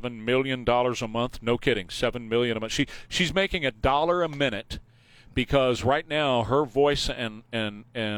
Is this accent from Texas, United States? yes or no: yes; Texas, United States; I'm from Texas